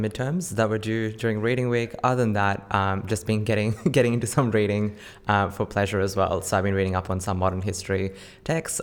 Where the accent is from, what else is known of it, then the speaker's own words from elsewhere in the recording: Campbelltown, New South Wales, Australia; I grew up in Campbelltown